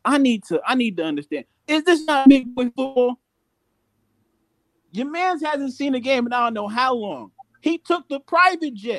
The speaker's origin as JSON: {"language": "English", "country": "United States", "said": "I'm American"}